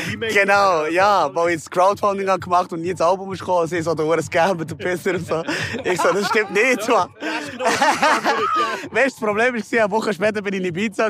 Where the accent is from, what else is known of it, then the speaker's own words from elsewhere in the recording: Bern, Switzerland; ich bin halt in der Langas aufgewachsen